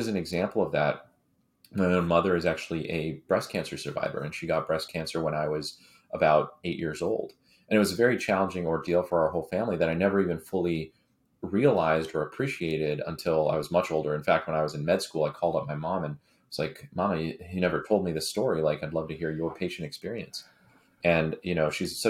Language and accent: English; San Francisco Bay Area, California, United States; growing up in the Bay early on.